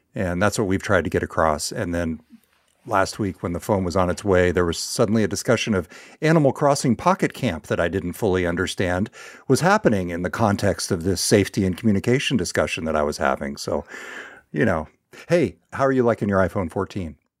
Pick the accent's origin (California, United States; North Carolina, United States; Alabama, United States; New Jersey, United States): California, United States; Northern; moved away; my hometown in Northern California, where I've been spending a little more time with my parents